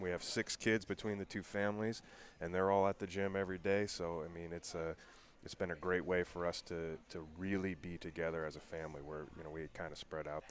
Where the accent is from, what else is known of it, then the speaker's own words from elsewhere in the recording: University Place, Washington, United States; We're from University Place, Washington. That's a small city just about 40 miles south of Seattle, just outside of Tacoma, Washington.